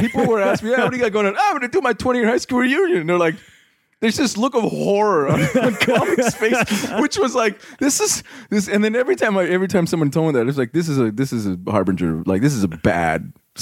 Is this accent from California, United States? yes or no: yes; Covina, California, United States; also born or lived in Azusa, California; I grew up here in Southern California, a little burg called uh, Covina. I lived in Azusa